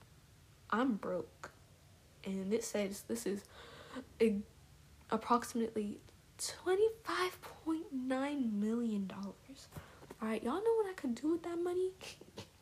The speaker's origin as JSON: {"language": "English", "town": "Dallas", "region": "Texas", "country": "United States", "tie": "born or raised there", "said": "I grew up in Dallas a lot"}